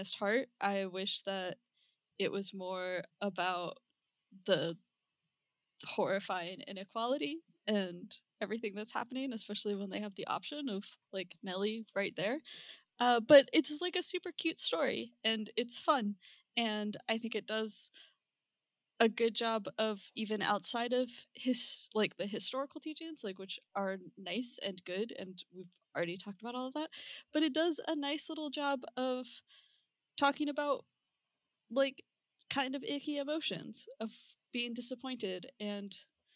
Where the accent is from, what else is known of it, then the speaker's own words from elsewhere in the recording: North Carolina, United States; I'm from North Carolina